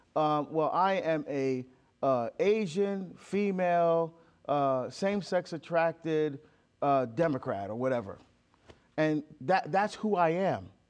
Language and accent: English; Barbados; I'm from Barbados. I love my heritage. I love our food, our music, our culture. I still speak our dialect.